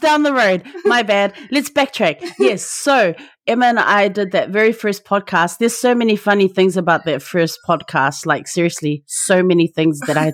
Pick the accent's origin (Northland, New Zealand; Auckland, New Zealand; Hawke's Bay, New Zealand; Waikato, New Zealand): Auckland, New Zealand; I'm Samoan, born and bred in Tamaki Makaurau, Aotearoa, so Auckland, New Zealand